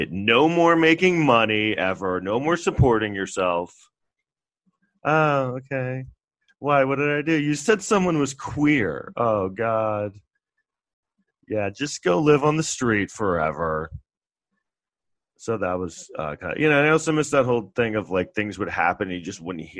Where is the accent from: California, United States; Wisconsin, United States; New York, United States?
New York, United States; New York City; I grew up in Manhattan in New York City in the 80s